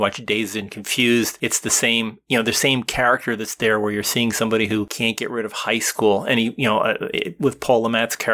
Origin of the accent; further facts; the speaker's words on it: New Jersey, United States; I grew up in New Jersey